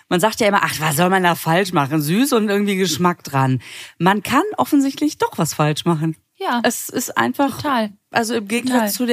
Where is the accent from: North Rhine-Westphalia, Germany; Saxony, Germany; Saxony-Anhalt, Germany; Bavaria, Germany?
North Rhine-Westphalia, Germany; Düsseldorf; Ich komme aus Düsseldorf, deswegen passen unsere Verabschiedungen perfekt.